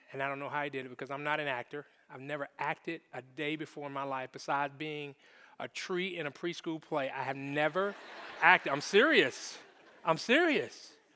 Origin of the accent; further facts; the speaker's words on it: Jacksonville, Florida, United States; I grew up in Jacksonville, Florida